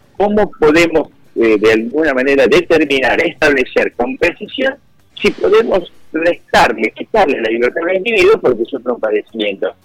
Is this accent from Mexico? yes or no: no; Argentina; somos los argentinos los que no nos, quizás no podemos resolver acomodando las cosas internamente